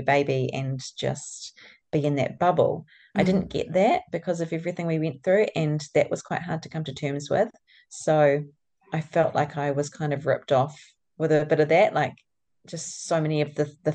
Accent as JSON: {"language": "English", "town": "Napier", "region": "Hawke's Bay", "country": "New Zealand", "tie": "born or raised there", "also_born_or_lived": "Wellington / Auckland", "moved": "as an adult", "lives_now": "Tauranga, New Zealand", "said": "I grew up in Napier."}